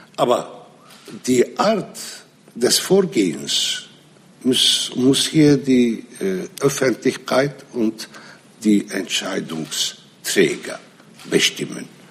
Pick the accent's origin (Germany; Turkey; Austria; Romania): Turkey; Nusaybin, Mardin; first language Arabic; German is a second language; in Nusaybin, das ist meine Heimatstadt